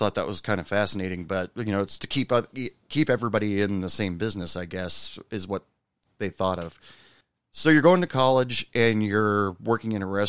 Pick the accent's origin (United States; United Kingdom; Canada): United States; Oregon; moved away; I'm originally from Oregon.